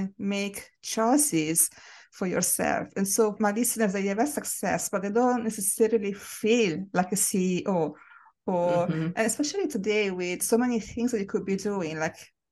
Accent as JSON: {"language": "English", "country": "Italy", "tie": "born or raised there", "moved": "yes", "said": "I grew up in Italy, which is predominantly a white country."}